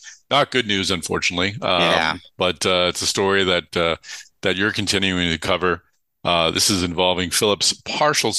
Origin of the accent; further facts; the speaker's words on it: Boston, Massachusetts, United States; accent: Boston; My Boston accent